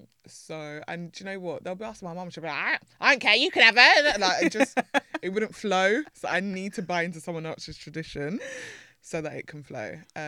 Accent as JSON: {"language": "English", "country": "Jamaica", "said": "I'm Jamaican."}